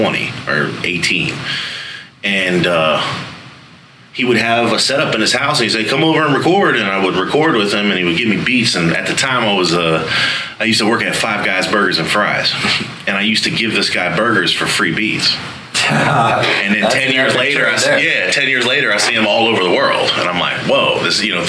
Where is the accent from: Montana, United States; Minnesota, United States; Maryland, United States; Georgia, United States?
Maryland, United States; Frederick; moved away as an adult; also born or lived in Baltimore, Maryland / Florida; Frederick, Maryland is where I lived most of my life, but I lived in Baltimore as well